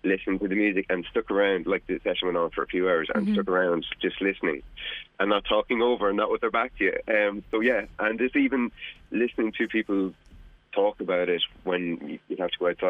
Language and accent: English; County Louth, Ireland; I'm from County Louth